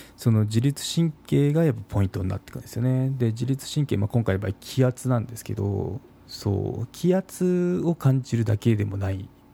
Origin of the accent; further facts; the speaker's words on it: Kagoshima, Japan; 鹿児島出身なんですけど